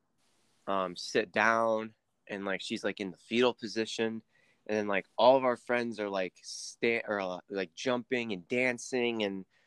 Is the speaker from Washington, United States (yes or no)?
no; Cleveland, Ohio, United States; I'm from Ohio, Cleveland, Ohio